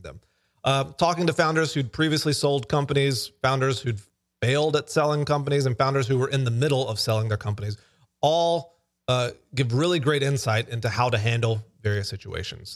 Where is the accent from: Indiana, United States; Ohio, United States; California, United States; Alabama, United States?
Alabama, United States; I am from Alabama